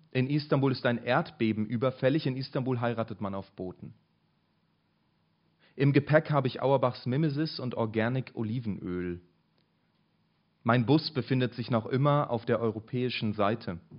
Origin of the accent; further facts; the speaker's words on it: Berlin, Germany; ah, ich komme aus Berlin, ne?